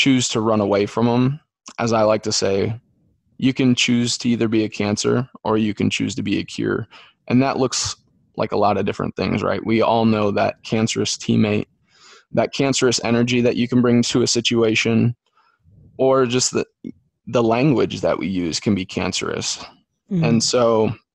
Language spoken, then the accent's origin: English; Dyersville, Iowa, United States; I'm from Dyersville, where the Field of Dreams is